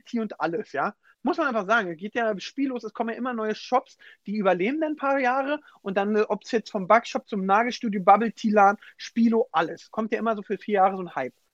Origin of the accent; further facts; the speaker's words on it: Berlin, Germany; ich komme ja aus Weißensee, tiefster Osten Berlin